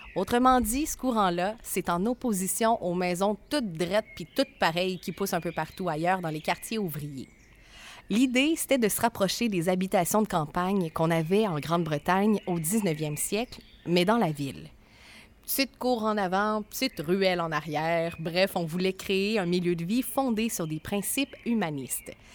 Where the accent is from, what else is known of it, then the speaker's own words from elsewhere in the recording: Trois-Rivières, Quebec, Canada; mon chez nous